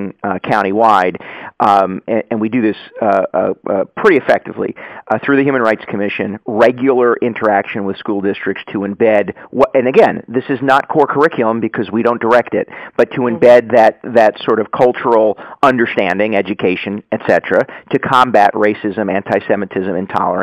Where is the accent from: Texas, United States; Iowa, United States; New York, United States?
New York, United States; Yonkers; I was originally from Yonkers